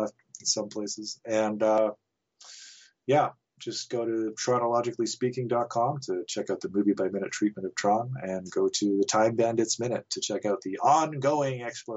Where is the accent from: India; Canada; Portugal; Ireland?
Canada; Nelson, British Columbia; I grew up in Nelson